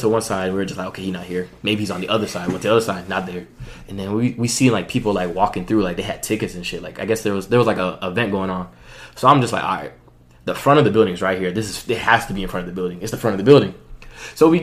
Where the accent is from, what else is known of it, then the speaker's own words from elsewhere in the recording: Florida, United States; I'm from Florida.